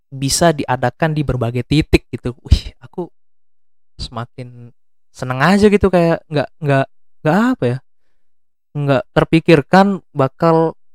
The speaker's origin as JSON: {"language": "Indonesian", "town": "Magelang", "region": "Central Java", "country": "Indonesia", "said": "dari daerahku sendiri Magelang, Jawa Tengah ada"}